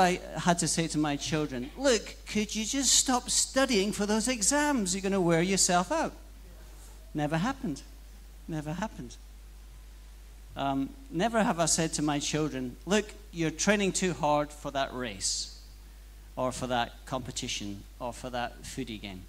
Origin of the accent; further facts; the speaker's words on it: Scotland, United Kingdom; now in Australia; as a Scotsman, I guess